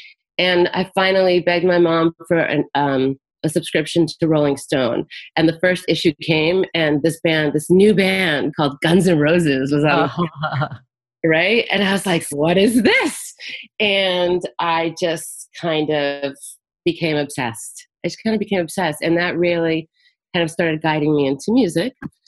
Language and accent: English; Florida, United States; also born or lived in South America; And then I grew up in South Florida after South America.